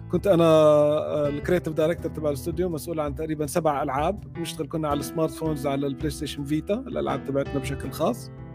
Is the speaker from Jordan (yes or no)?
yes; Jordan; انا من من الاردن اصلا